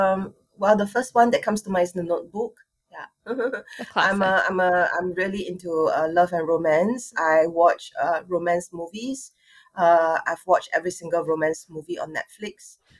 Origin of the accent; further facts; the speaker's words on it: Singapore; I'm from Singapore. I'm born and bred Singaporean, Chinese.